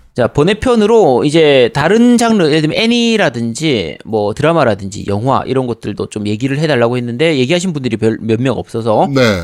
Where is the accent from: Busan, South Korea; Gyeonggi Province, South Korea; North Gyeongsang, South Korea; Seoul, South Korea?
Busan, South Korea; 저는 이제 부산이라서 당연히 롯데 팬인데